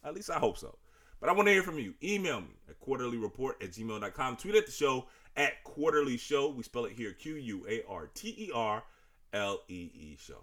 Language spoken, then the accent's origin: English; Richmond, Virginia, United States; I'm from Richmond. Y'all know this. But for the new listeners, I'm from Richmond. Grew up watching wrestling